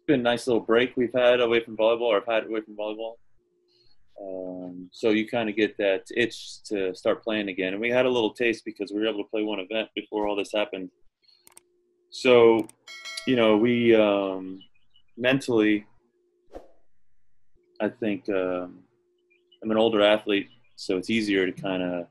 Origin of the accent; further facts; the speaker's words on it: Florida, United States; I was an outsider from Florida.